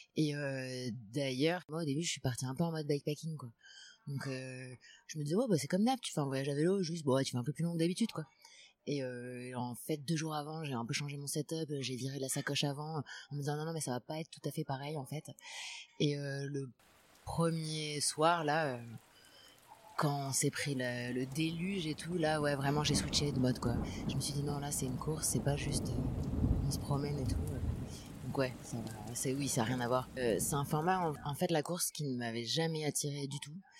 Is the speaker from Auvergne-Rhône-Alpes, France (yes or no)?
no; Paris, Île-de-France, France; also born or lived in Madrid, Spain; Je viens de Paris, je suis née à Paris. Après, j'ai vécu trois ans à Madrid, en Espagne